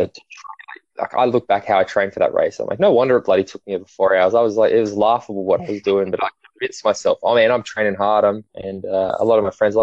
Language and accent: English; Australia; growing up in Australia, sport's such a big part of our life